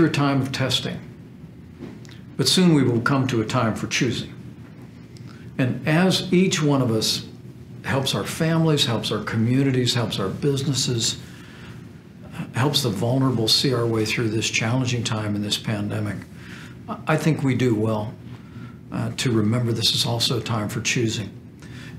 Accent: Indiana, United States; when I was a teenager, I was active in the Democratic Party in my hometown in Indiana

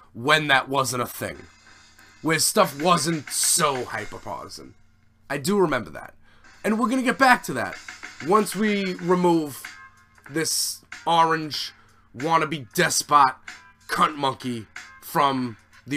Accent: United States; also born or lived in Staten Island, New York

